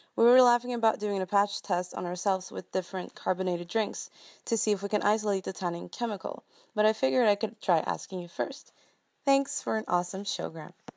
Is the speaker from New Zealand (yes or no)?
no; Sweden; I'm from Sweden.